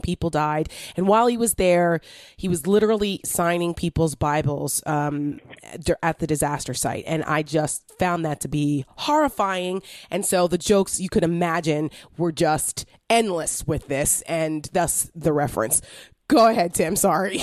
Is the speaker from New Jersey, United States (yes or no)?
yes; New Jersey, United States; I'm from New Jersey. I don't know if you knew that, but I'm from Jersey.